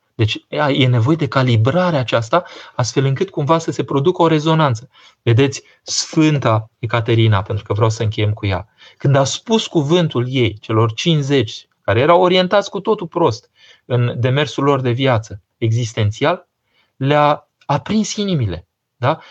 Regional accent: Romania; Noi românii

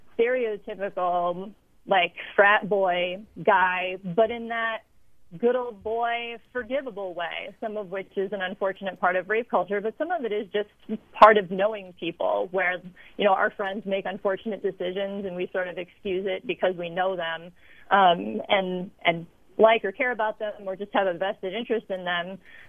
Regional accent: Midwest, United States; also born or lived in Chicago; I lived in Chicago until a couple of years ago. I'm from the Midwest.

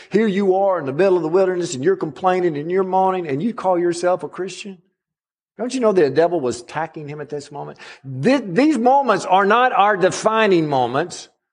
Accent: Alabama, United States; I'm a Southerner through and through, no matter if I am an Alabama person

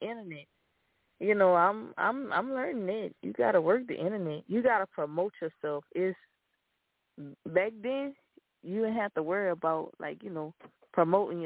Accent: Lafayette, Louisiana, United States; I'm from Lafayette

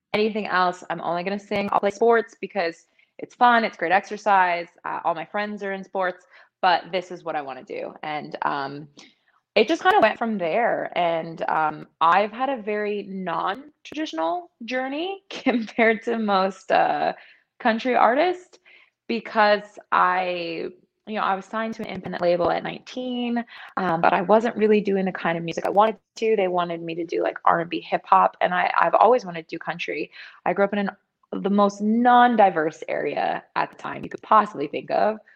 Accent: Thornton, Colorado, United States; moved away as an adult; also born or lived in Washington, District of Columbia, United States / East Coast; now in Las Vegas, United States; I am from Thornton, Colorado.

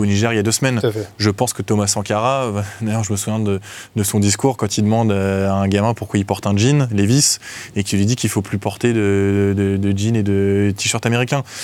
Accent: France; en tant que Français lambda individuel

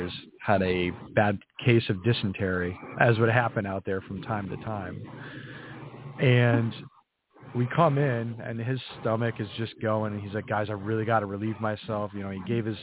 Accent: New England, United States; I grew up in New England, in a very small New England town

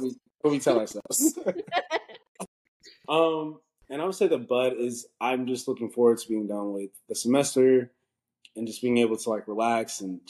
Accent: Denver, Colorado, United States; now in Baton Rouge, United States; I'm from Denver, Colorado, where Faith is currently living right now. So, I'm from Denver, went to Arizona State. I'm currently at law school at Southern University Law Center. Baton Rouge, Louisiana, it's HBCU.

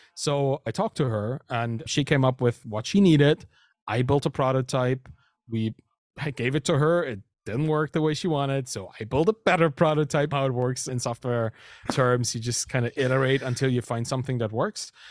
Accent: Dresden, Saxony, Germany; first language German; English is a second language; moved away as an adult; also born or lived in Berlin, Germany / Canada; I moved to Berlin from Dresden, my hometown, in Saxony, in Germany.

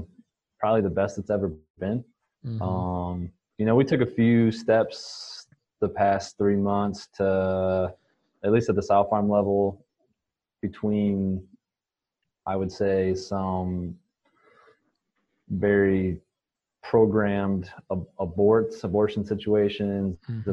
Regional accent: Northwest Iowa, United States; moved away as an adult; also born or lived in South Dakota / Kansas; I'm originally from Northwest Iowa, grew up on a small family farm

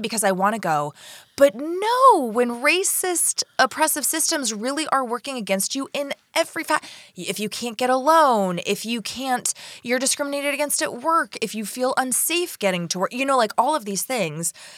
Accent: Florida, United States; I'm from Florida

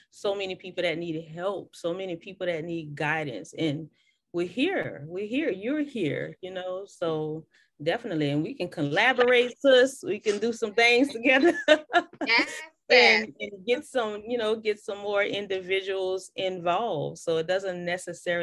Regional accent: New Orleans, Louisiana, United States; now in Houston, United States; I'm from New Orleans, and I grew up on bounce music

